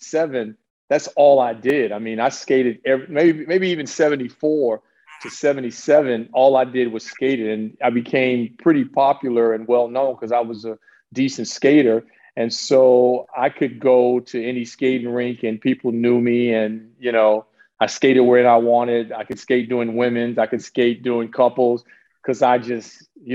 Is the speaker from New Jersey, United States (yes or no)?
no; Chicago, Illinois, United States; moved away as an adult; also born or lived in Louisiana / Amsterdam, Netherlands; now in Netherlands; I was born in Chicago on the West Side. And then my parents split and I ended up with my great grandmother in Louisiana. And so when I came back, when I was 10 years old, I went to South Shore. So I grew up in the South Shore